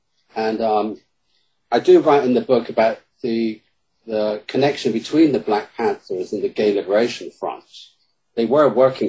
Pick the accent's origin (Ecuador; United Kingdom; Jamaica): United Kingdom; accent: British; now in Chicago, United States; And my British accent in Chicago works wonders.